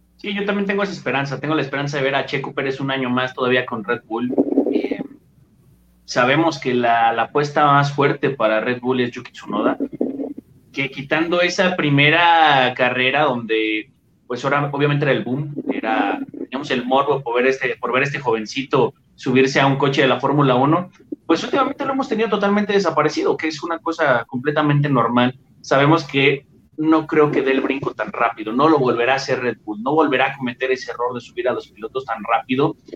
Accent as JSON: {"language": "Spanish", "country": "Mexico", "said": "a nosotros como, mexicanos"}